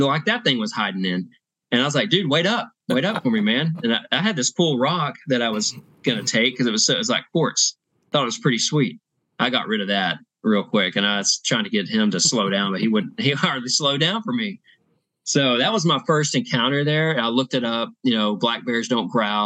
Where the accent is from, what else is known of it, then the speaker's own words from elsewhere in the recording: Texas, United States; I'm from Texas.